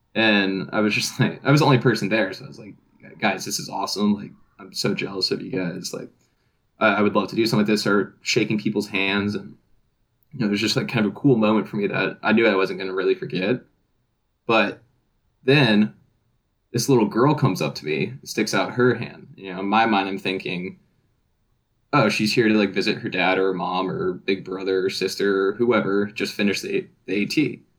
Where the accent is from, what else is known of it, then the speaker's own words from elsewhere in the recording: Georgia, United States; But yeah, now growing up in North Georgia, you know, all of our history books, social study books, they all had, you know, at least a page on the Appalachian Trail and how it starts in Georgia.